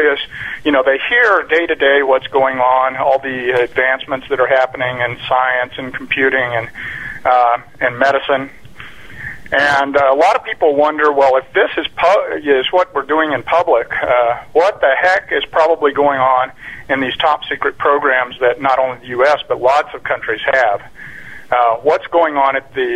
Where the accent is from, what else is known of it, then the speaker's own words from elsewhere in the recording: Roswell, New Mexico, United States; moved away as an adult; I was born in Roswell, New Mexico in 1956, and I grew up in a little town not far from there